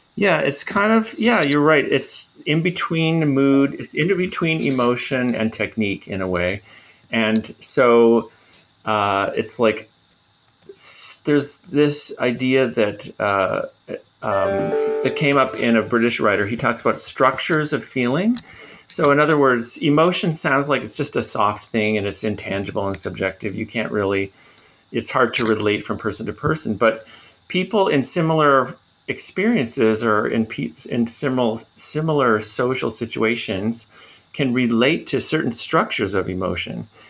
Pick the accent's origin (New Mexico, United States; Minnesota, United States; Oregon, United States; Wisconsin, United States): Minnesota, United States; moved away as an adult; now in Montreal, Canada; I'm from Minnesota, so Canada adjacent